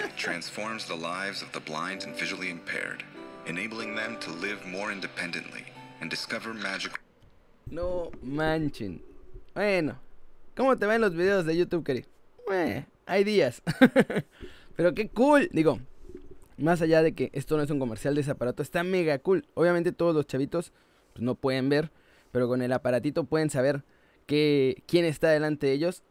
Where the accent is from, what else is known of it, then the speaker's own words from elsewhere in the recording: Saltillo, Coahuila, Mexico; yo soy de Saltillo